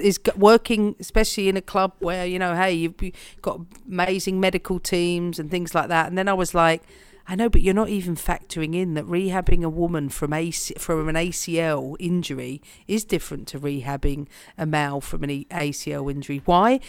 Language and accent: English; London, United Kingdom; for me as a Londoner